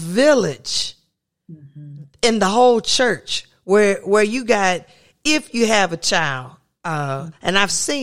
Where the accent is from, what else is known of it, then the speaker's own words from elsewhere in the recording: the South, United States; I was raised in the South where I grew up